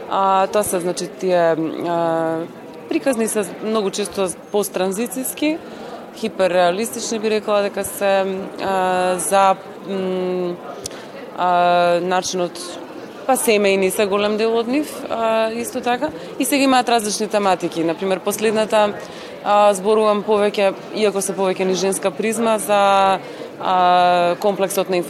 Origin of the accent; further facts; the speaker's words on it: Skopje, North Macedonia; писателка сум од Македонија, од Скопје